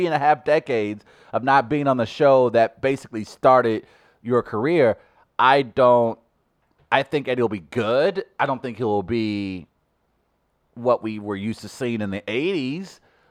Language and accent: English; New York, United States; moved away; As a New Yorker